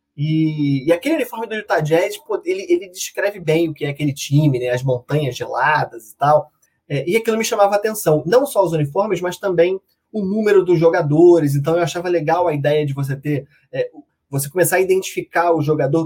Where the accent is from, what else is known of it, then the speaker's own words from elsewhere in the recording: Rio de Janeiro, Brazil; eu sou daqui do Rio de Janeiro